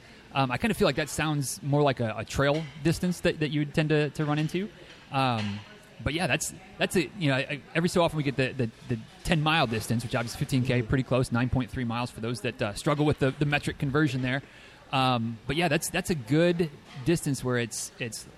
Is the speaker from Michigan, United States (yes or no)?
yes; Manistee, Michigan, United States; moved away; my alma mater of Manistee High School